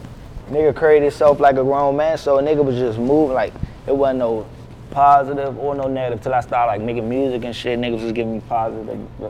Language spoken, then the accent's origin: English; Riverdale, Maryland, United States; Yeah, I'm from Riverdale, Maryland.